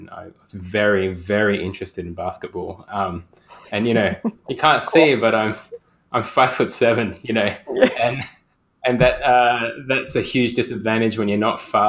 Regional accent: Perth, Western Australia, Australia; I hail from Perth, the planet of Perth, and I'm in Perth right now.

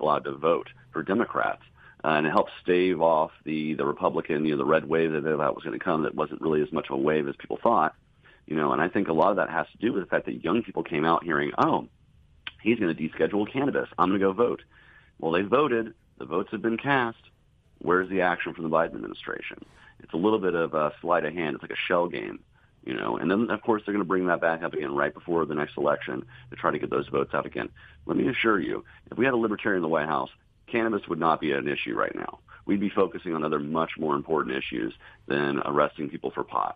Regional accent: the South, United States; I grew up here in the South

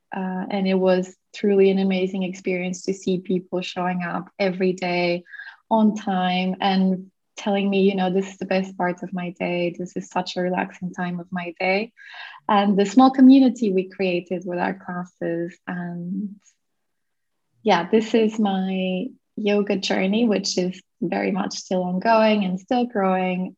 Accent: Portugal; I was born and raised in Portugal

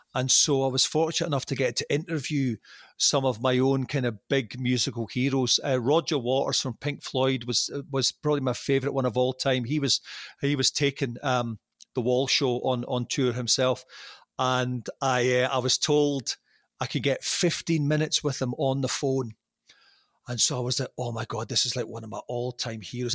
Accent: Arbroath, Scotland, United Kingdom; accent: Doric; moved away as an adult; also born or lived in Nova Scotia, Canada / Glasgow; now in Canada; my hometown

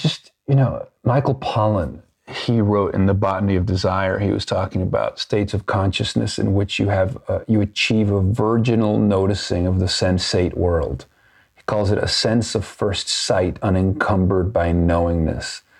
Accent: Venezuela; growing up in Venezuela and being part of a wealthy family in Venezuela

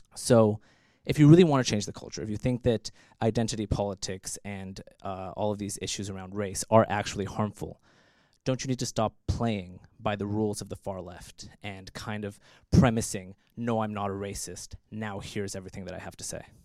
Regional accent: United States; moved away; I'm American also

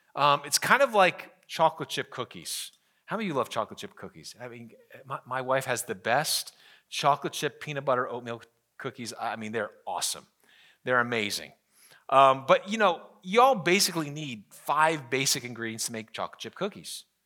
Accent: United States; as an American

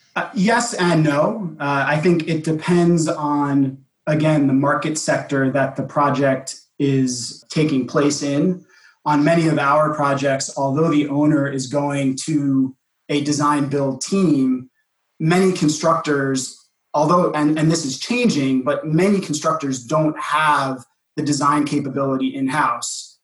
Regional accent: New York City, New York, United States; my hometown of New York City

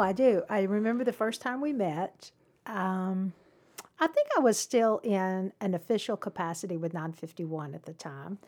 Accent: Cumming, Georgia, United States; I grew up in Cumming.

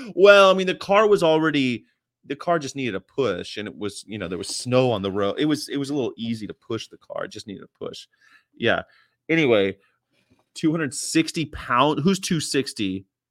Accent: California, United States; I'm from California

